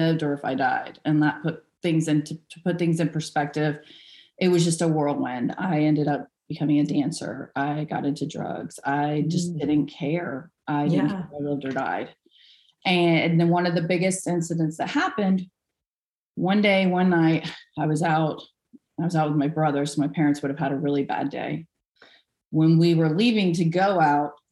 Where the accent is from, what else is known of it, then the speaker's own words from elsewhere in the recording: Vero Beach, Florida, United States; I was born in Vero Beach, Florida. Yeah, Zero Vero. There wasn't really much going on there, but it's where I was born. I lived there until I got out of high school